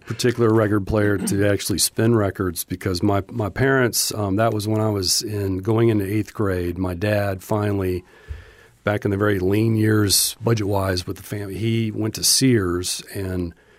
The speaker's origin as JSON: {"language": "English", "town": "Charlotte", "region": "North Carolina", "country": "United States", "tie": "born or raised there", "said": "I would classify myself as growing up in Charlotte, North Carolina, mainly because we moved there when I was 12 and stayed there throughout the rest of my years before I moved."}